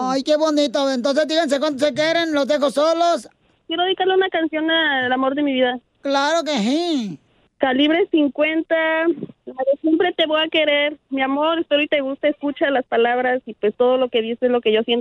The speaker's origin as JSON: {"language": "Spanish", "region": "Puebla", "country": "Mexico", "said": "no soy 100%, le digo, soy de, allá de Puebla, le digo."}